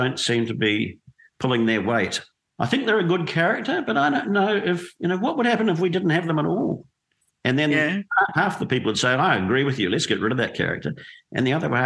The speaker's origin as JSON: {"language": "English", "town": "Dunedin", "region": "Otago", "country": "New Zealand", "tie": "born or raised there", "said": "I grew up in Dunedin in New Zealand"}